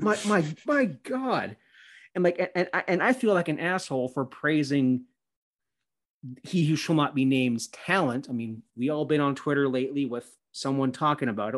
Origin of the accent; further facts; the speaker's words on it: Canada; I'm a Christian Canadian